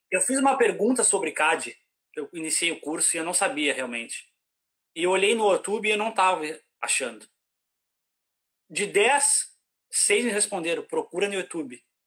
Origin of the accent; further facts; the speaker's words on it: interior of Rio Grande do Sul, Brazil; moved away as an adult; now in Ireland; eu sou, eu sou lá do interior do Rio Grande do Sul